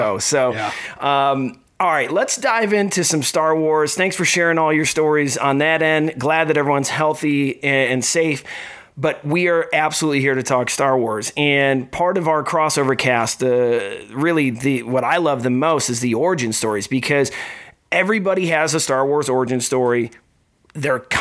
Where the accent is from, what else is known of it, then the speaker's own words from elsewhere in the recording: Midwest, United States; we're all from the Midwest